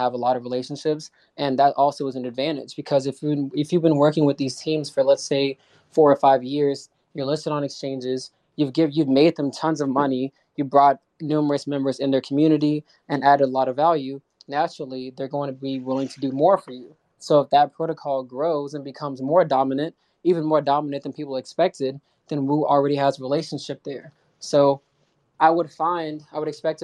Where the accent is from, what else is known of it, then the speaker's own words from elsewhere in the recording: United States; I'm from the States